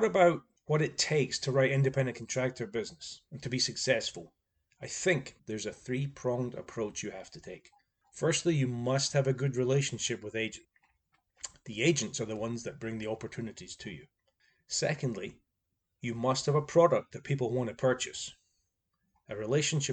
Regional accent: Scotland, United Kingdom; I'm Scottish

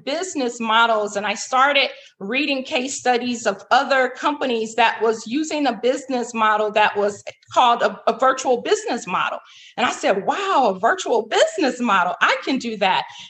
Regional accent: Chicago, Illinois, United States; Chicago, my hometown where I'm from

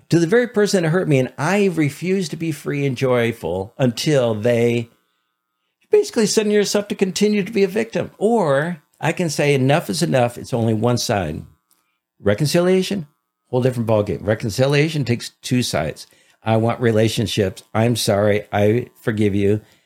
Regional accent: Detroit, Michigan, United States; growing up in Detroit.

